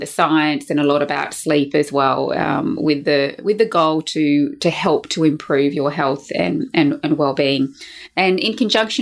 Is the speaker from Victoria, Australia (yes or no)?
no; Brisbane, Queensland, Australia; here in my hometown of Brisbane in Australia